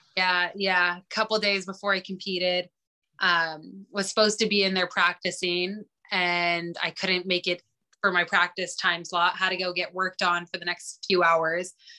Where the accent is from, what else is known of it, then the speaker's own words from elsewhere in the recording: Glasgow, Montana, United States; I'm one from Glasgow